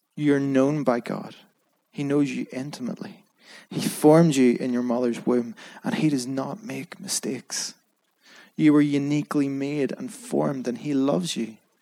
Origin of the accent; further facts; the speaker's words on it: Belfast, Northern Ireland, United Kingdom; I was brought up in Belfast